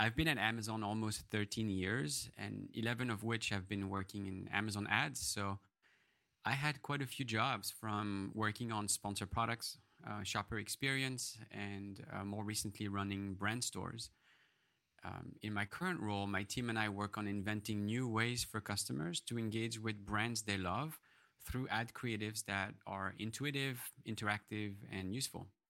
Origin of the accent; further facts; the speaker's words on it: France; moved away; I grew up in France